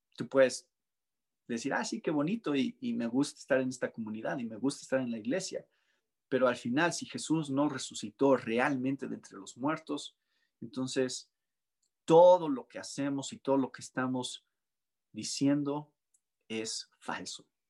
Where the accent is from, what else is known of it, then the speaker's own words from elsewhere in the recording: Mexico; arraigado tanto en nuestras tradiciones como mexicanos